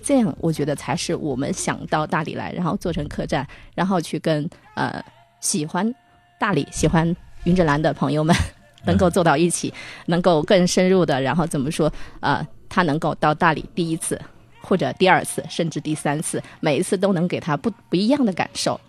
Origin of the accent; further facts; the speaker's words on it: Hubei, China; moved away as an adult; now in Dali, China; 我是湖北人嘛